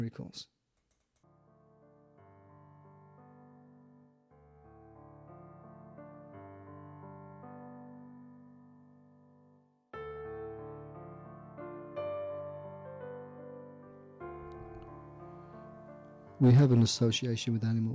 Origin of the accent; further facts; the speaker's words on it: Staffordshire, West Midlands, United Kingdom; this story actually hails out of England and from my hometown in Staffordshire.